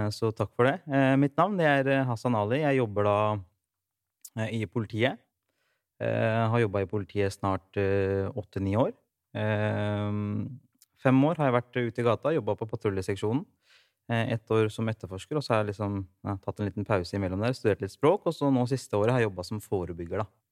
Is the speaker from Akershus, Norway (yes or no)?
no; Rygge, Østfold, Norway; moved away; Opprinnelig fra Rygge